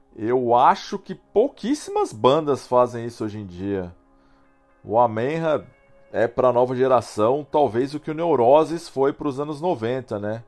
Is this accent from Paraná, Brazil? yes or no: no; Poços de Caldas, Minas Gerais, Brazil; Tinha uma loja de disco lá na minha cidade, em Poço de Caldas